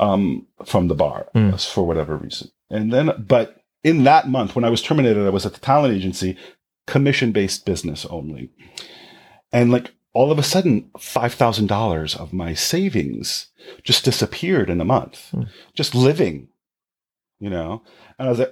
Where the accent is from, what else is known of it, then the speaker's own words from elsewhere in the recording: New York City, New York, United States; I grew up in Jamaica, Queens, on the south side